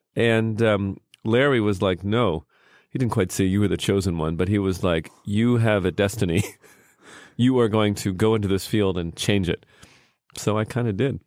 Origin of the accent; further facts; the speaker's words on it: Canada; moved away; also born or lived in United States; I grew up in Canada, but I was born in America.